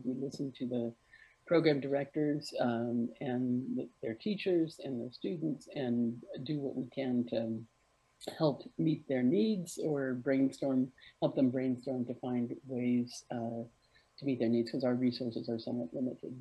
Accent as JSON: {"language": "English", "region": "Arizona", "country": "United States", "tie": "born or raised there", "said": "I grew up in Arizona, uh, in the, the desert southwest of the United States"}